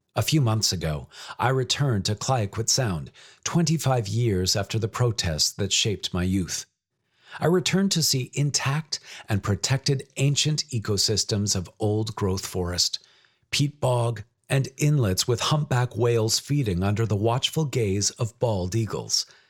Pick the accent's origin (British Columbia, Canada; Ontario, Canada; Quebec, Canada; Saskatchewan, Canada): British Columbia, Canada; Growing up in British Columbia, with its abundance of wild natural settings and wetlands, within and beside the cities of Richmond and Vancouver